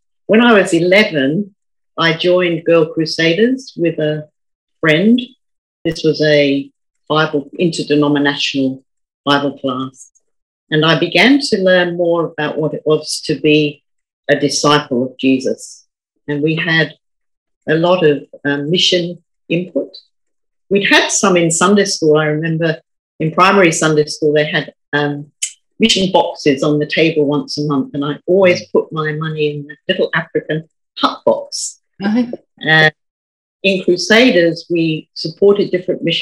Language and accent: English; Croydon, London, United Kingdom; now in Brisbane, Australia; I was born in Croydon near London, and my parents weren't regular churchgoers